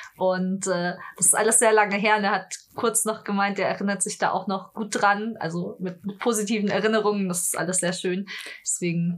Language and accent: German; Munich, Bavaria, Germany; ich komme ja aus München